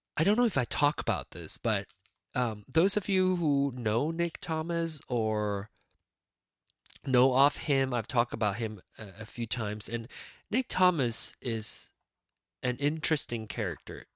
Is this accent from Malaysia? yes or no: yes; Penang, Malaysia; moved away; Penang, my hometown